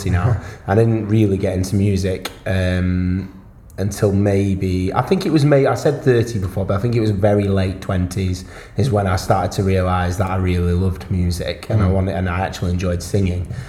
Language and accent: English; Wales, United Kingdom; I'm from Wales